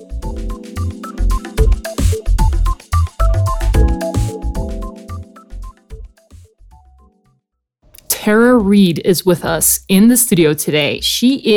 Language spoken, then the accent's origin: English; South Africa; I was born and raised in South Africa